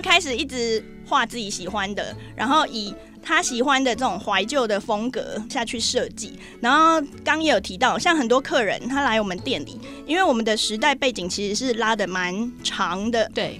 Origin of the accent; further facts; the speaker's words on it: Taiwan; 我是台湾来的